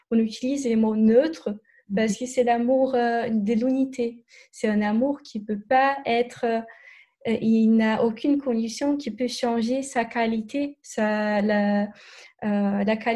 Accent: Brazil; French is a second language; Je suis brésilienne, je, n'avais pas dit, mais peut-être mon, mon accent.

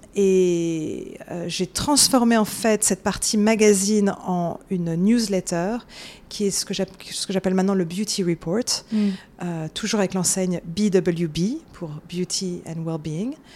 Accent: Paris, Île-de-France, France; moved away as an adult; now in New York, United States; je suis née euh, en France, j'ai grandi à Paris

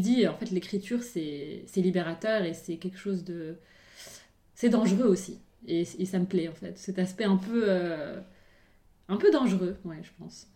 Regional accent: Morocco; now in France; même en grandissant au Maroc

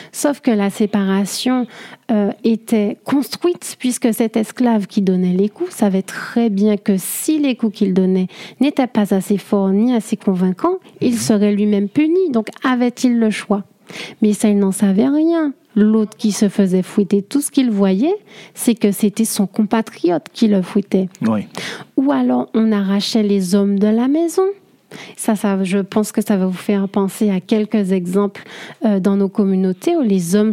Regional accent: Martinique; je suis martiniquaise

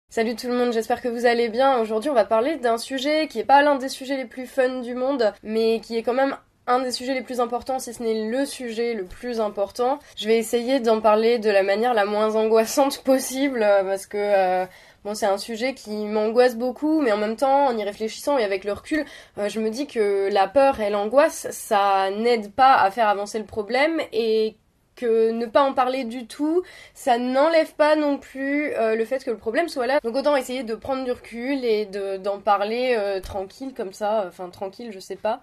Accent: France; chez nous en France, à Paris

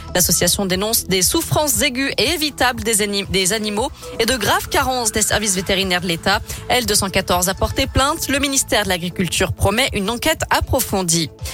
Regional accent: Lyon, Auvergne-Rhône-Alpes, France; chez nous à Lyon

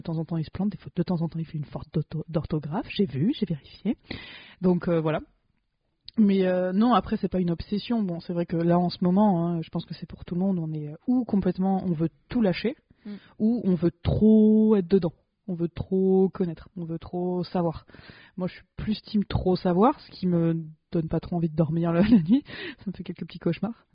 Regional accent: France; en tant que française privilégiée

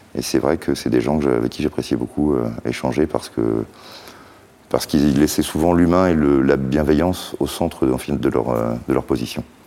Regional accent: Brest, Brittany, France; on en avait chez nous à Brest

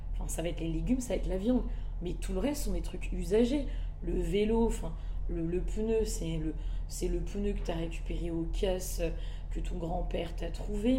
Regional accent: Madagascar; Je suis malgache et c'est très important pour moi des deux parents

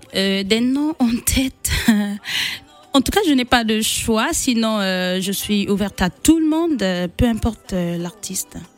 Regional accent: Republic of the Congo; née à Bunji

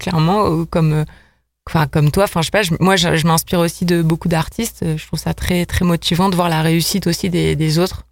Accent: Lille, Hauts-de-France, France; moved away as an adult; now in Lyon, France; je suis quand même originaire de Lille

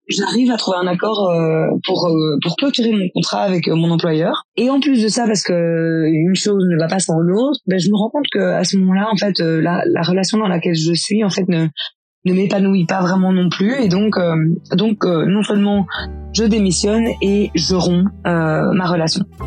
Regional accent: Belgium; je suis belge, j'ai grandi dans une famille de quatre enfants

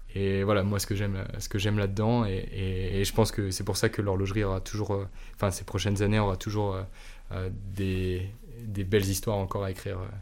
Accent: Normandy, France; je suis normand à la base

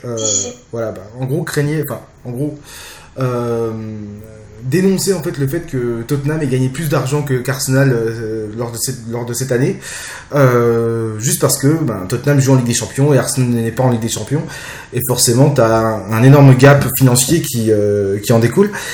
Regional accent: Jura, Bourgogne-Franche-Comté, France; je viens d'une petite ville du Jura

